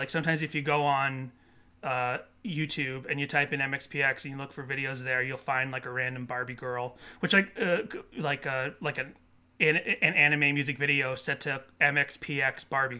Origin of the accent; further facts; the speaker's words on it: California, United States; we're kind of already sort of like them because we're from SoCal as well.